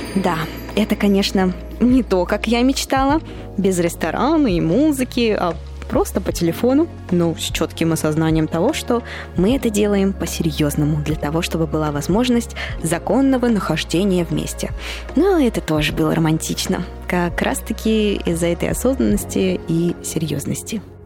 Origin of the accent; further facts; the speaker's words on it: Moscow, Russia; moved away; я родилась и выросла в Москве